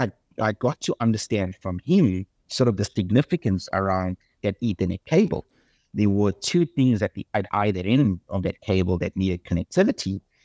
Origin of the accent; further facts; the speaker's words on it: South Africa; accent: South African; moved away as an adult; also born or lived in Australia; now in United States; I'm South African, not American.